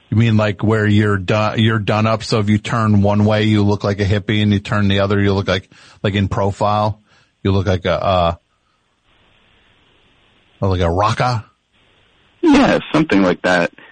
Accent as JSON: {"language": "English", "area": "Vancouver Island", "region": "British Columbia", "country": "Canada", "lives_now": "Vancouver, Canada", "said": "Oh, I'm from Vancouver Island."}